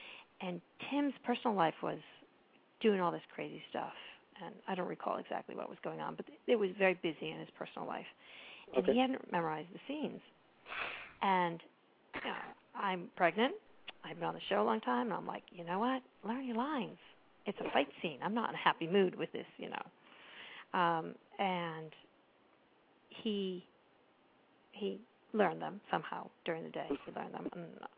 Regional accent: Maine, United States; also born or lived in Pembroke, Massachusetts; I grew up in Pembroke. I know who that is. And then my family moved to Maine, which is sort of where I tell people I'm from mostly because I was really little in Pembroke.

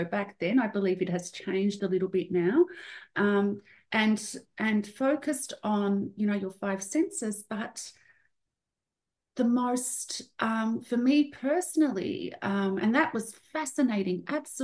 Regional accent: Australia; I'm from a migrant family. I was born in Australia. My parents and brother are from Serbia.

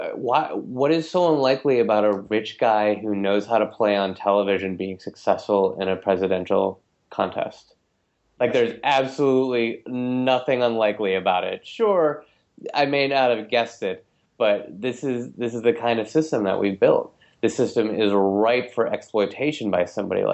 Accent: Minnesota, United States; moved away; I am from Minnesota. Like, I grew up there

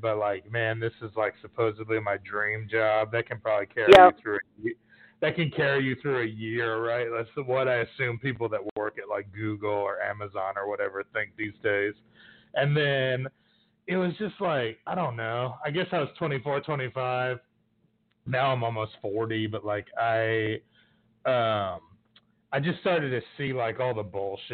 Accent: New York City, New York, United States; now in Texas, United States; I grew up in New York City, but I've lived in a bunch of different places. I've been in Texas probably, like, 4 or 5 years now

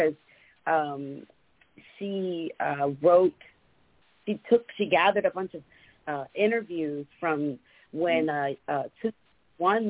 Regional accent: Bay Area, California, United States; also born or lived in Columbus, Ohio; But I'm from the Bay Area. I went to high school here.

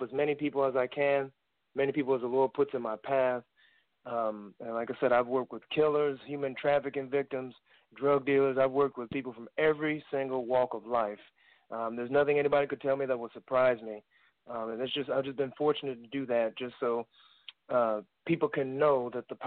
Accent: Poughkeepsie, New York, United States; I'm originally from Poughkeepsie, New York

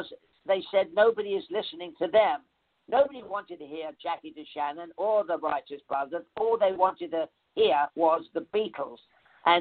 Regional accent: London, United Kingdom; moved away; I came from the East End of London

